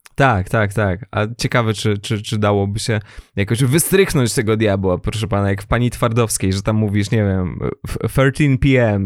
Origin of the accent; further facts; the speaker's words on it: former German territories, Recovered Territories, Poland; pochodzę z terenów poniemieckich, odzyskanych